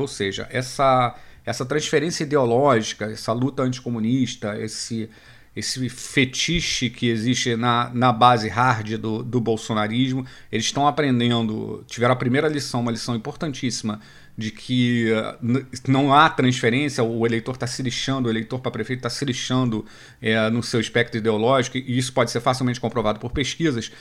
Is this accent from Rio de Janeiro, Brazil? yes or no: yes; Rio de Janeiro, Brazil; eu sou aqui do Rio